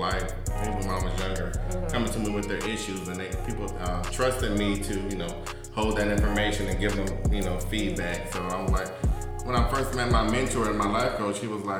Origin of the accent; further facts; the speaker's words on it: Michigan, United States; I am from Michigan.